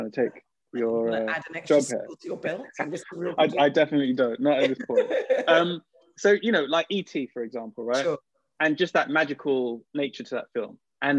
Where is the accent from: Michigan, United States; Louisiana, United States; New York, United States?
New York, United States; I grew up on East Coast hip-hop before West Coast hip-hop, right? So it's also because I lived in New York as a kid and all these other things.